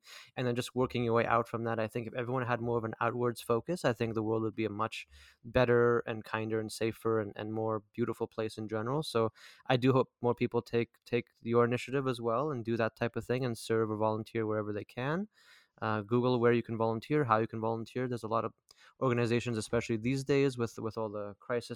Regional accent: Canada; being Canadian

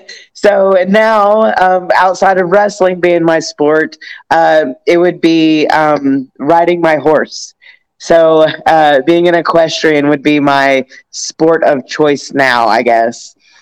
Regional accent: Tennessee, United States; also born or lived in Georgia; Okay, so growing up in Tennessee and Georgia, I'm actually a Titans fan.

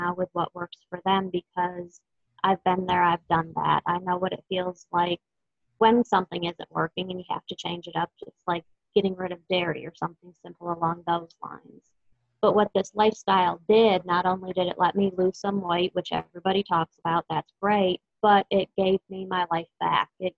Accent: Texas, United States; I am from Texas

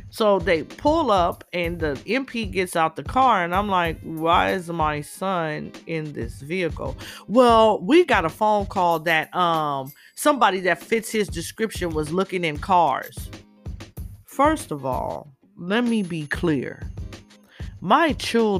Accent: Inglewood, California, United States; moved away; When I was a little girl growing up in Inglewood, back in the 70s

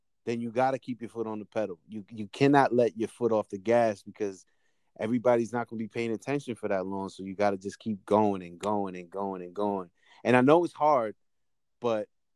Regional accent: Peekskill, New York, United States; I'm from Westchester, Peekskill

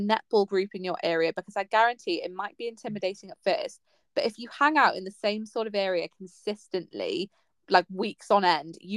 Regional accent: Pembrokeshire, Wales, United Kingdom; I grew up in Pembrokeshire

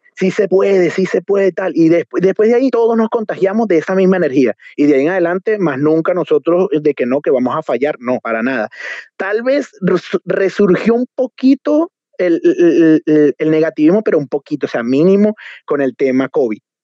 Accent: Barquisimeto, Lara, Venezuela; moved away as an adult; now in Chile; nosotros como venezolanos

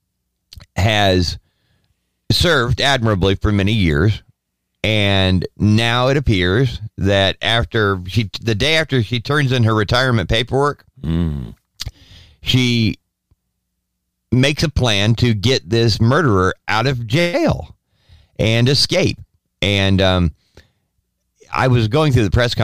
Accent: United States; I'm an American, but I'm a Christian first and foremost

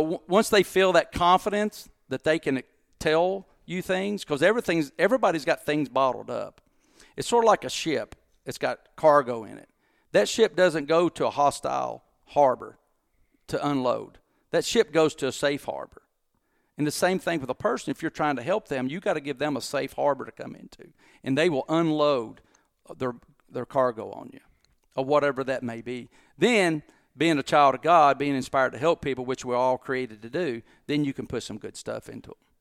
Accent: Corbin, Kentucky, United States; also born or lived in Harlan County, Kentucky / Mount Sterling, Kentucky / Bowling Green, Kentucky; I was born in Harlan County, Kentucky. Uh, my mom and dad were raised in a coal mining camp called Black Star, which I lived there till I was three years old.

